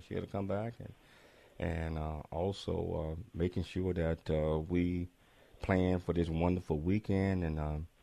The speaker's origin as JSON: {"language": "English", "town": "Chattanooga", "region": "Tennessee", "country": "United States", "also_born_or_lived": "Atlanta, Georgia", "said": "I'm from Chattanooga, Tennessee, so I spent a lot of time in Atlanta, Georgia."}